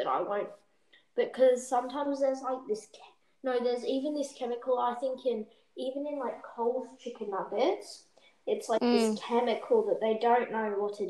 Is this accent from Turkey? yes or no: yes; Turkey; I'm from Turkey, though.